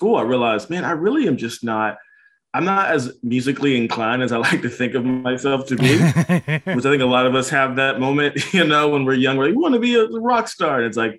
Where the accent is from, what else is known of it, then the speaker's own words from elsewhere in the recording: Tullahoma, Tennessee, United States; I'm from Tullahoma, Tennessee. It's a smaller town in South Tennessee, Middle Tennessee.